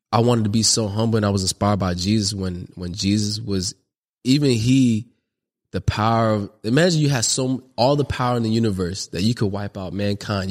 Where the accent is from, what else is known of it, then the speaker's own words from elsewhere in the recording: Long Beach, California, United States; I'm from the north side of Long Beach, California, you know, and grew up in the Parwoods, which is a project